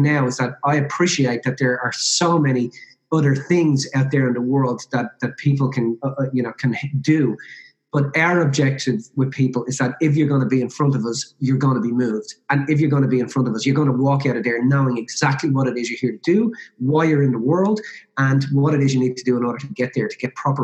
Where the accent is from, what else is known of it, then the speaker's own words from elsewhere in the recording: Ireland; I'm Irish Catholic originally